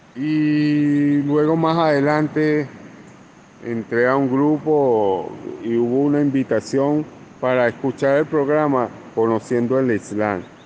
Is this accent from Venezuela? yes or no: yes; Venezuela; now in Colombia; soy venezolano, actualmente vivo y trabajo en, Colombia.